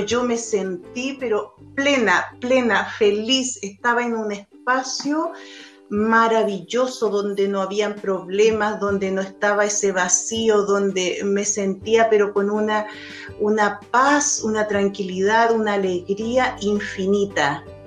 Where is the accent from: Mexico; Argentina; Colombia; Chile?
Chile; also born or lived in Europe; con mi esposo nos fuimos de Chile, nos fuimos a Europa, estuvimos tres años trabajando, viajando. Eh, y luego de ese tiempo volvimos a Chile